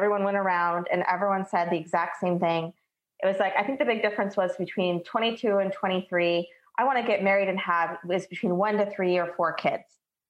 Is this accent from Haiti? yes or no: no; Ashland, Oregon, United States; I grew up in Southern Oregon in a little town named Ashland